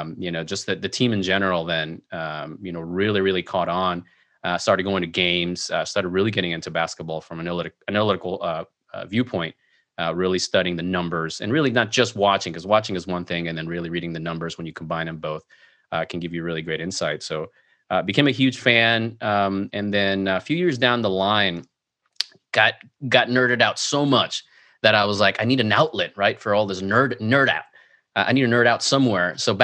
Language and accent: English; Mexico; also born or lived in Venezuela; So, you know, growing up in South America, in Mexico, Venezuela, since you're out of the country, when you watch the NBA, you're just a general fan, right?